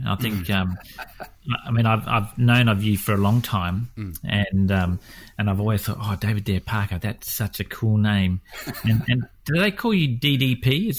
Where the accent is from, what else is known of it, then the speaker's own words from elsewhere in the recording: Western Australia, Australia; Carwin and I are pretty much West Australians